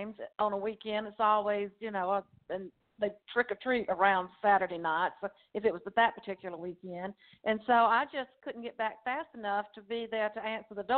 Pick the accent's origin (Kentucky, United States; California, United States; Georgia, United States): Georgia, United States; Rockdale County; accent: Southern Georgia; moved away as an adult; now in Newnan, United States; I grew up in Rockdale County over on the east side.